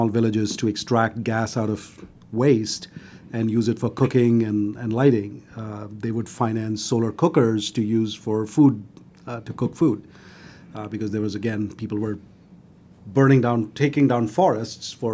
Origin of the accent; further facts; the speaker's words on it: Delhi, India; moved away as an adult; now in United States; I grew up in Delhi, which is a capital